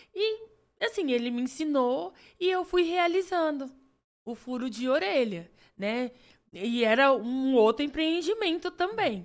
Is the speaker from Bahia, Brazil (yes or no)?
no; Três Lagoas, Mato Grosso do Sul, Brazil; also born or lived in Andradina; eu não sou nascida em Três Lagoas. e Mas quando eu vim para Três Lagoas, eu vim com seis anos. Então, Isso. assim, eu cresci aqui, né? Então, assim, minha cidade natal é aqui pertinho, Andradina